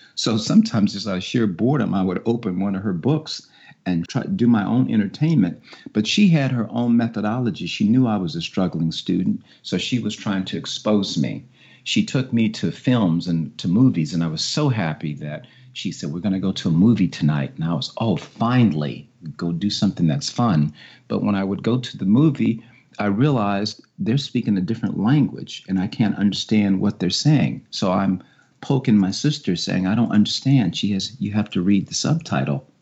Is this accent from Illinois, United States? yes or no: yes; Chicago, Illinois, United States; now in Washington, United States; I grew up in Chicago